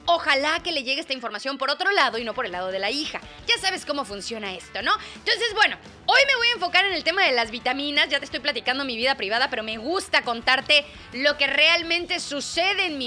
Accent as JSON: {"language": "Spanish", "country": "Mexico", "accent": "Mexican", "said": "me dijeron que ya estoy hablando como que muy española, que extrañan mi acento mexicano."}